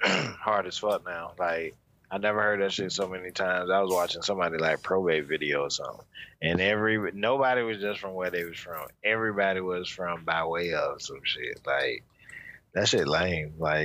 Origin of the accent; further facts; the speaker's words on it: Jacksonville, Florida, United States; Jacksonville does not have a metro area, so that whole concept was foreign. Well, we kind of got one now, but growing up, we didn't have one. Like, I could leave my house and drive for damn near an hour and still be in Jacksonville.